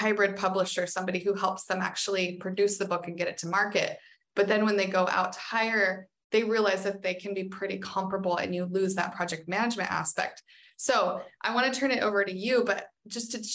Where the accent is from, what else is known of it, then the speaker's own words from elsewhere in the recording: United States; as an American